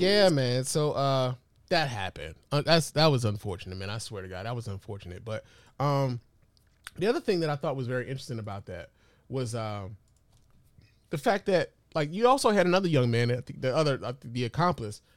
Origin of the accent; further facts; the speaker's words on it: Detroit, Michigan, United States; also born or lived in Chicago; I'm a Chicago nigga by birth, but I was raised in Detroit